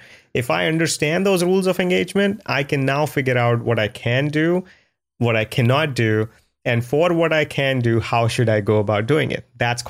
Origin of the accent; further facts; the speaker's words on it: India; the biggest cultural difference was growing up in India was you're always competing.